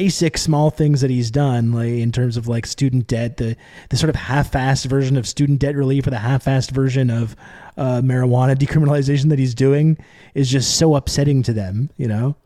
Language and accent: English; Canada; now in Montreal, Canada; I'm Canadian, I'm here in, uh, Montreal